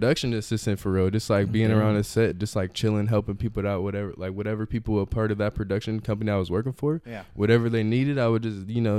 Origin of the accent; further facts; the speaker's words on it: Chicago, Illinois, United States; now in Modesto, United States; a friend from Chicago where I'm originally from